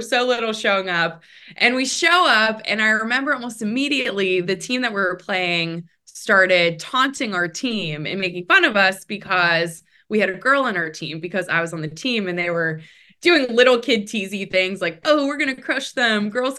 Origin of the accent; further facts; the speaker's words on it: Pittsburgh, Pennsylvania, United States; I come from a really big family. I'm one of eight kids. born and raised in Pittsburgh, Pennsylvania.